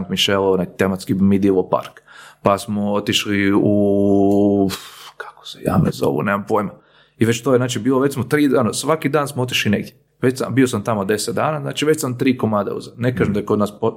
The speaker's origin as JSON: {"language": "Croatian", "country": "Croatia", "said": "kod nas u Hrvatskoj"}